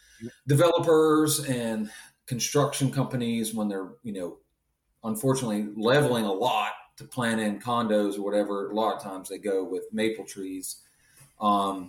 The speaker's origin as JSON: {"language": "English", "region": "Pennsylvania", "country": "United States", "tie": "born or raised there", "moved": "yes", "said": "Me growing up in Pennsylvania"}